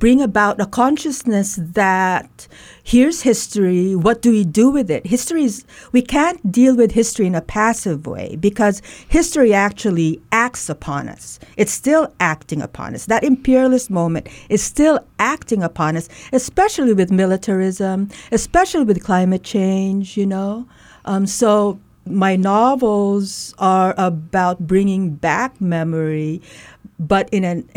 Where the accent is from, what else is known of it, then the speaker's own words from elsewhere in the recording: Leyte, Eastern Visayas, Philippines; I'm Waray. I grew up in Leyte